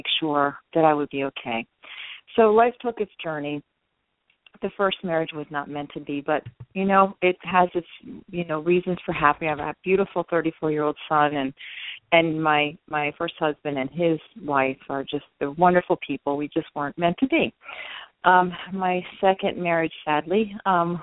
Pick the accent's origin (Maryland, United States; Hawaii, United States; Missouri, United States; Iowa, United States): Maryland, United States; Baltimore; I'm 100% Hispanic, but I was born here actually in Baltimore, Maryland, in the United States, and I come from Latino family. My mother from Costa Rica, my father from Colombia, South America.